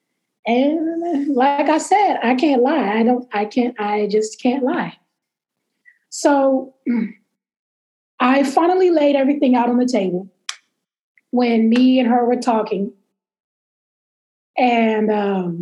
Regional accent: Texas, United States; You know how people try to treat Texas like we don't believe science.

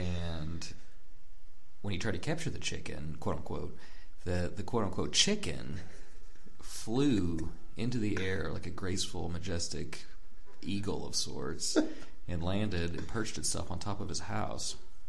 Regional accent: Osage Beach, Missouri, United States; born there; Like, I was born in Osage Beach.

